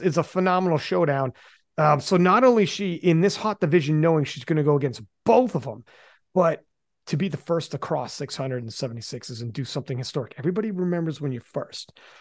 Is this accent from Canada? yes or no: yes; Canada; I'm Canadian.